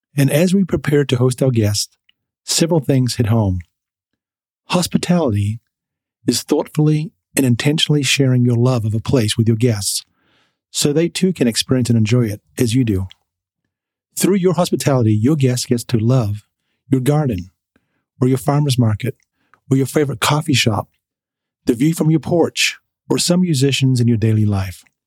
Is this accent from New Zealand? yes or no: yes; Auckland, New Zealand; accent: New Zealand, Philadelphia East Coast; moved away as an adult; also born or lived in Philadelphia, United States; now in Julian, United States; I grew up in West Auckland but I was really shaped, you know, my identity in New Zealand.